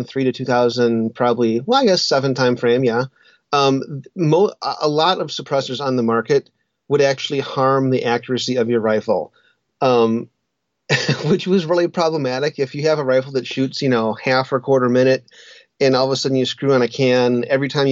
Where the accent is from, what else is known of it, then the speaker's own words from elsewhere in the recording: Wisconsin, United States; moved away as an adult; also born or lived in Colorado; I grew up hunting in Wisconsin, and then I moved to Colorado when I was, 22 or something like